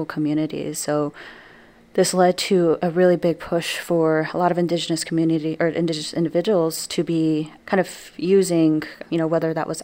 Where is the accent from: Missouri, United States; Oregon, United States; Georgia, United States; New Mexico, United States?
New Mexico, United States; now in Wisconsin, United States; leaving my home state of New Mexico. So in New Mexico, I'm surrounded not only by my own culture